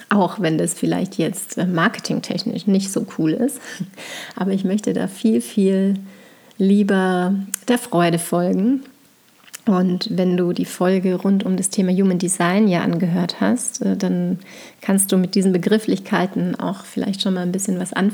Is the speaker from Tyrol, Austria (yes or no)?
yes; St. Johann in Tirol, Tyrol, Austria; moved away as an adult; now in Bayreuth, Germany; Es ist ja so, dass ich eben in St. Johann in Tirol groß geworden bin. Bis zu meinem 18. Lebensjahr